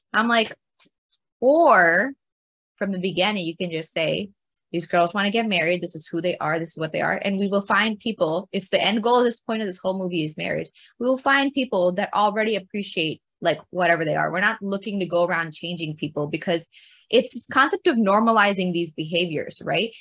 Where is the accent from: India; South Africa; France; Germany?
India; moved away; we were actually born and raised in India before we moved here